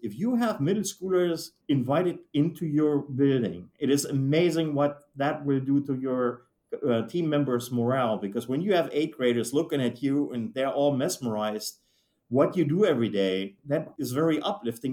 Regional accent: Germany; moved away as an adult; now in United States; I was, as you can tell, not born here in the US. I was born and raised in Germany.

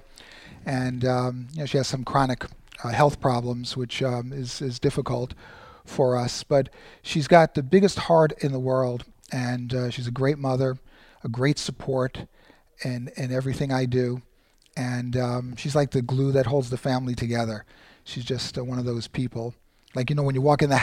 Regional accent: New York City, New York, United States; moved away as an adult; also born or lived in Queens, New York / Manhattan, New York; now in San Bernardino, United States; born and raised in Brooklyn

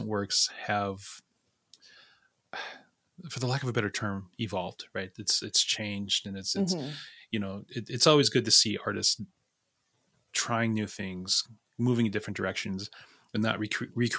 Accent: Sisseton, South Dakota, United States; I grew up on a reservation. I'm from Sisseton

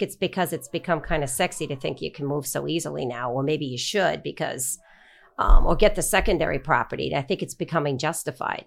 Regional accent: Long Island, New York, United States; I grew up on Long Island

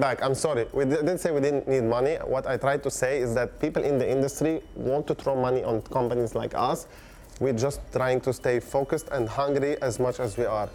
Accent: Beirut, Beirut Governorate, Lebanon; moved away; I come from Lebanon, Beirut, Lebanon.

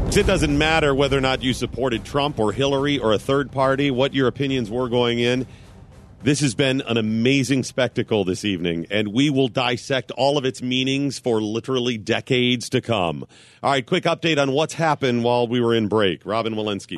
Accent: Cleveland, Ohio, United States; I grew up in Cleveland

